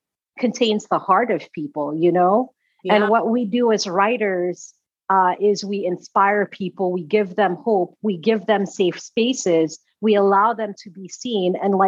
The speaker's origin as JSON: {"language": "English", "town": "Atlanta", "region": "Georgia", "country": "United States", "tie": "born or raised there", "also_born_or_lived": "Sierra Leone", "said": "growing up in Sierra Leone, I didn't understand what patriarchy was. I didn't understand all of this stuff. So when I'd ask people questions, because Sierra Leone is extremely patriarchal. And then Atlanta, Georgia, where I grew up, is also extremely patriarchal, right?"}